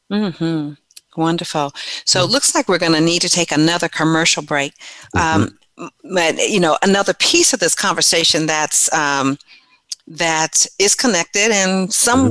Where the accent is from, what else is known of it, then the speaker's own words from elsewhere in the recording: San Diego, California, United States; also born or lived in Louisiana; I grew up in San Diego, California